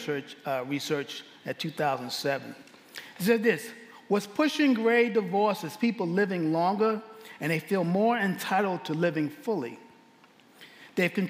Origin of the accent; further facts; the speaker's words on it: New York City, New York, United States; now in Abilene, United States; I'm from Abilene, Texas. Originally, I'm from New York City.